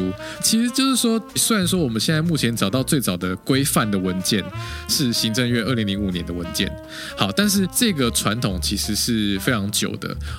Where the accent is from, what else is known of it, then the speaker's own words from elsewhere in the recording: Taiwan; 我们台湾人